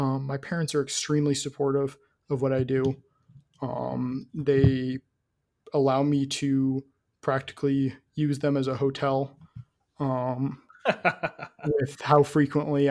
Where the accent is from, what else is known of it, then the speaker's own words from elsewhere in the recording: Midwest, United States; I'm from the Midwest